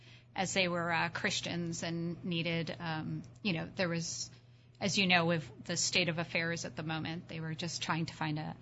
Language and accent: English; Baltimore, Maryland, United States; moved away; So as you mentioned, I grew up in Baltimore, which I adore. Sadly, I do not live there anymore.